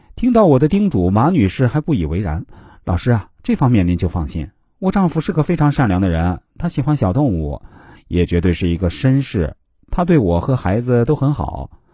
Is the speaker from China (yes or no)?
yes; China; 现在我们国家每年都有大量的女子嫁到国外去，但说实话，几乎很少有中国男人能够娶到国外女子。